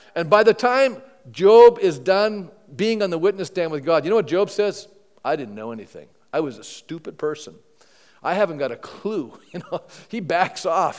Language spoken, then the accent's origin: English; Canada; I'm a Canadian